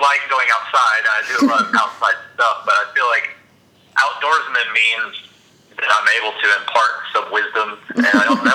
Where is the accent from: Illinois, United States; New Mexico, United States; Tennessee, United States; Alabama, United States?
Alabama, United States; I'm from Alabama